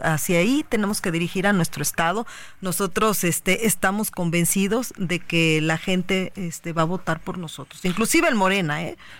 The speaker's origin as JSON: {"language": "Spanish", "town": "Cuautla", "region": "Morelos", "country": "Mexico", "said": "en Cuautla, donde es mi tierra, yo soy de Cuautla"}